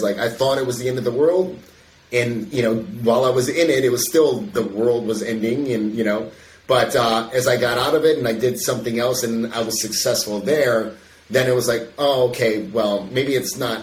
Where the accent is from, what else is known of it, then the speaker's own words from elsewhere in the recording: Chicago, Illinois, United States; suburb of Chicago.